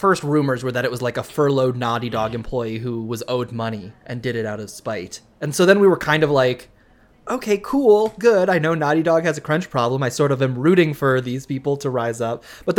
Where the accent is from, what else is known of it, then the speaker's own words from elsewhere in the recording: Minnesota, United States; I'm from Minnesota.